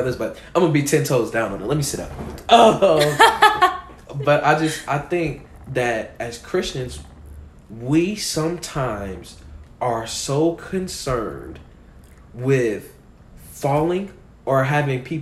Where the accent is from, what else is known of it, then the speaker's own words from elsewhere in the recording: Chicago, Illinois, United States; I'm from Chicago